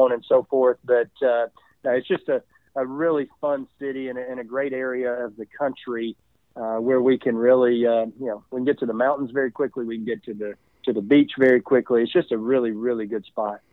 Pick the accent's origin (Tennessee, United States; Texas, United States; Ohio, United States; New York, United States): Tennessee, United States; East; moved away as an adult; now in Charlotte, United States; me growing up in East Tennessee